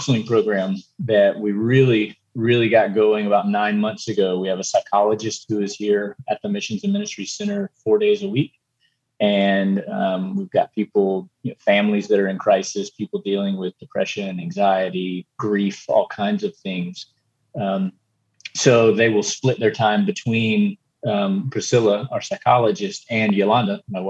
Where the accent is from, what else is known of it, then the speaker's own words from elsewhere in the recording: Eastern North Carolina, United States; moved away as an adult; now in Costa Rica; I'm originally from Eastern North Carolina and grew up in a church